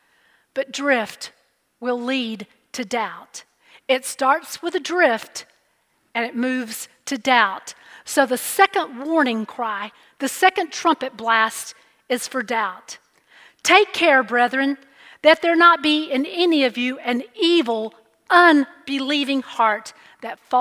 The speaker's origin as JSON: {"language": "English", "region": "Alabama", "country": "United States", "tie": "born or raised there", "said": "Growing up in Alabama, one of the quickest and probably most popular vacation destinations was Panama City Beach, Florida"}